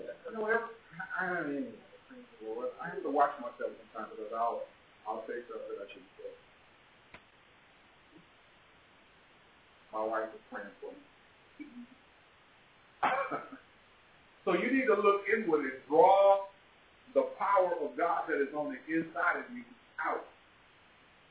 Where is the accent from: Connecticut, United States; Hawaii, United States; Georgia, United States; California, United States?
California, United States; Los Angeles; as a kid growing up in Watts